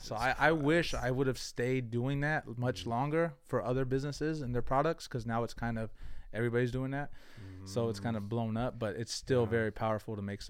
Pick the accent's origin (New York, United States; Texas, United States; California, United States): California, United States; San Jose; I grew up on South San Jose, Blossom Hill. So I grew up there. Went to school, Willow Glen. And then I transferred districts over here to the South. And I went to Oak Grove, Santa Teresa.